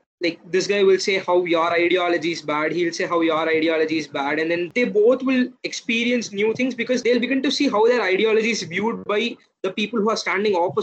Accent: Tamil Nadu, India; I am a South Indian, I'm from Tamil Nadu

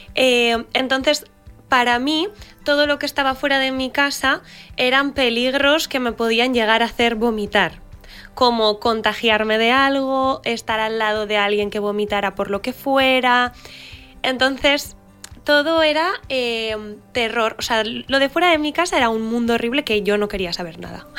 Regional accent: Pamplona, Navarre, Spain; yo soy de Pamplona

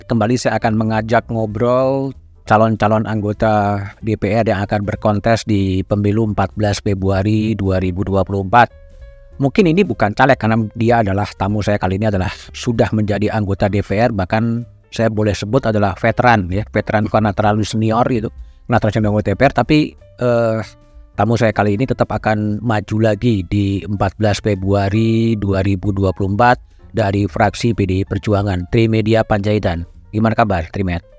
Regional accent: North Sumatra, Indonesia; saya minta izin pada Bu Mega pulang kampung dari Sumatera Utara

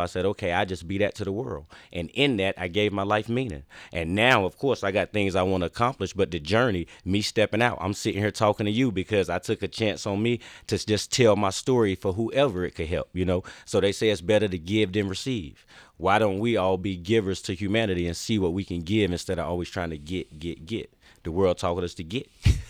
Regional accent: the South, United States; Like I said, I grew up in the South.

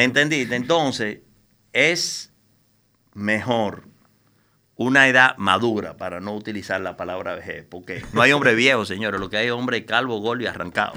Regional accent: Dominican Republic; yo soy un ciudadano dominicano, eh, común y corriente, nacido en esta isla de 48

